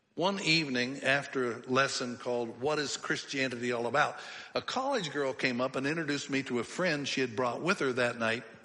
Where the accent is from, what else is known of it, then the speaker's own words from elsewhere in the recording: Pennsylvania, United States; I grew up in Pennsylvania